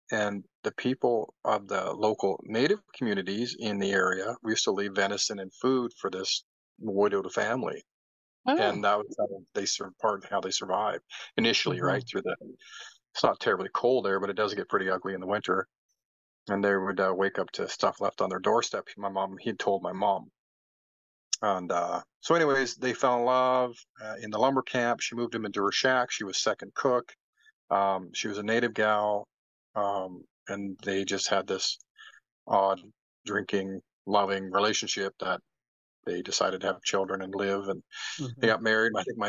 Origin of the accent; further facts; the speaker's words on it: Wind Lake, Canada; born there; My mom was from Sucker Creek and I was born in Wind Lake. And then we moved all over.